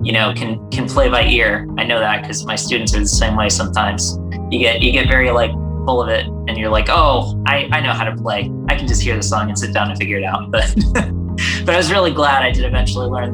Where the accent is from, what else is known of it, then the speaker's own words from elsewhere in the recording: Charlotte, North Carolina, United States; also born or lived in Tampa, Florida; I've been as close to born and raised in Charlotte as you can be